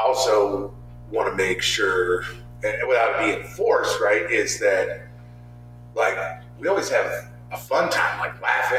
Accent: California, United States; moved away; I'm originally from California

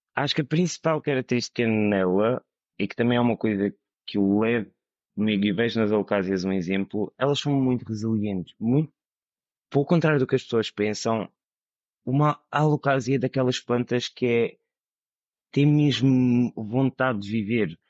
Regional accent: Madeira, Portugal; moved away; also born or lived in mainland Portugal; sou da Madeira

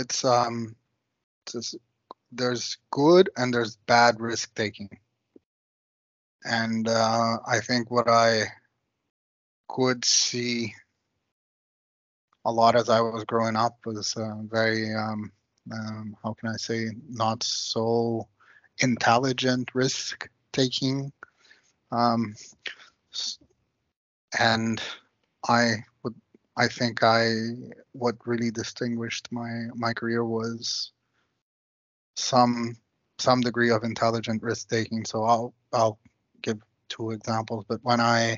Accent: Rio de Janeiro, Brazil; I grew up in Copacabana, which is sort of the heart of Rio

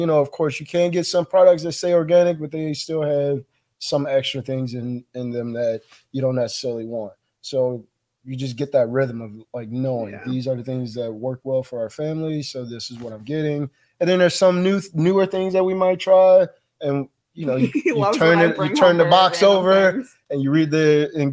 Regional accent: Chicago, Illinois, United States; born or raised there; moved away

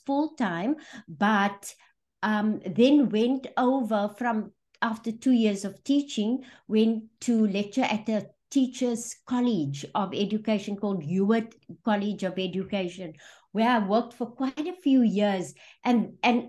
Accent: Johannesburg, Gauteng, South Africa; moved away; also born or lived in Western Cape; I was born in Johannesburg in a township called Fitas, and then moved to the outskirts in the west, a place called Nuclear, where I grew up and went

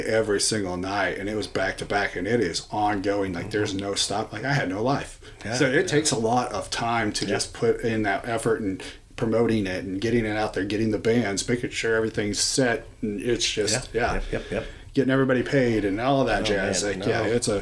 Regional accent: Chelsea, Oklahoma, United States; accent: Southern; I grew up in Chelsea, out in the middle of nowhere, Claremore, Chelsea.

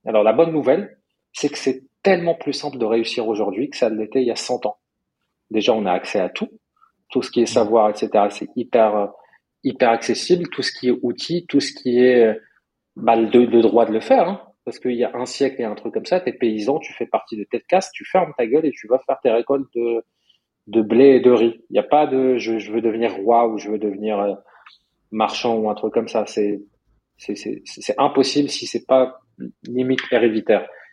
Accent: Morocco; moved away; moi j'ai grandi au Maroc

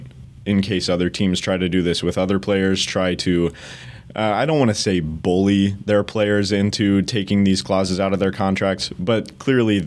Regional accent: Colorado, United States; I'm from Colorado.

